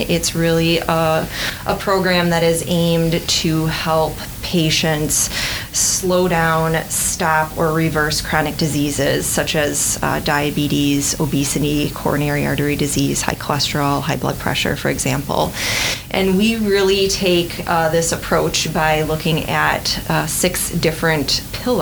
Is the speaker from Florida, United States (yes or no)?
no; Red Granite, Wisconsin, United States; also born or lived in Madison, Wisconsin / Iowa City, Iowa / Janesville, Wisconsin / Appleton, Wisconsin; I grew up in central Wisconsin in a tiny town called Red Granite